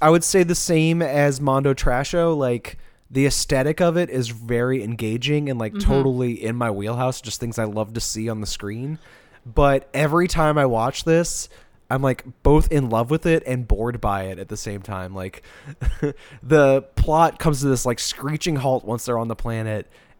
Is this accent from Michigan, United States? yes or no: no; New Orleans, Louisiana, United States; very like inherent to how I grew up with drag in New Orleans.